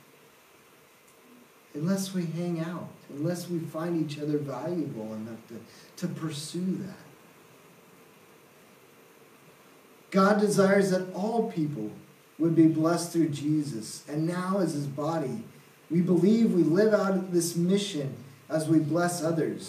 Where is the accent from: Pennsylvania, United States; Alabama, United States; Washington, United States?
Washington, United States; Seattle; moved away as an adult; also born or lived in Southern Oregon / India; I'm originally from Seattle area, city slicker